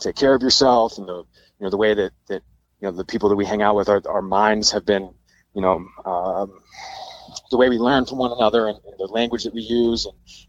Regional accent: Richmond, Virginia, United States; moved away as an adult; also born or lived in San Diego; I've always lived in Richmond, other than going to school for 4 years, you know, about 2 hours outside of my hometown. I'd always lived in the town I grew up in.

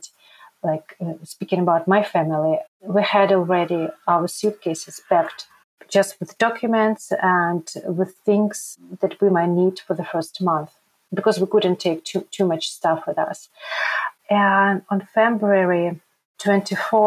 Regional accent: Ukraine; moved away as an adult; also born or lived in Donetsk, Ukraine; now in Krakow, Poland; I'm from Ukraine. Now I can tell that I'm a refugee from Ukraine.

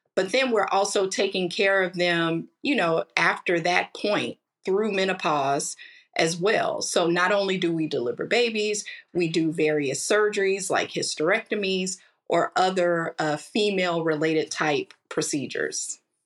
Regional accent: Kansas City, Missouri, United States; I am a native of Kansas City, Missouri, born and raised

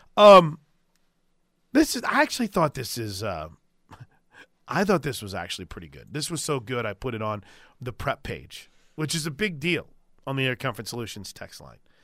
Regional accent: Illinois, United States; moved away; I grew up in Illinois

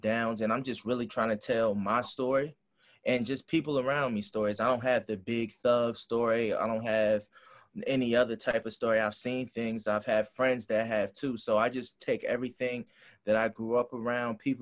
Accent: Hampton, Virginia, United States; I'm from Hampton, Virginia

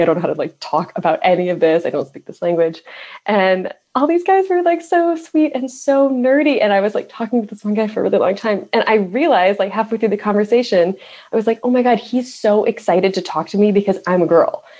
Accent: Midwest, United States; I grew up in the Midwest

